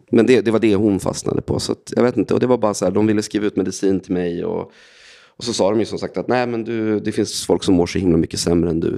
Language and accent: Swedish; Västerås, Västmanland, Sweden; Jag är från Västerås eh, från början, så jag växte upp där